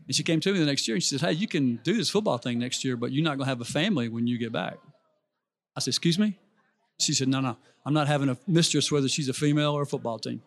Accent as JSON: {"language": "English", "town": "Birmingham", "region": "Alabama", "country": "United States", "tie": "born or raised there", "said": "I grew up in Birmingham, Alabama."}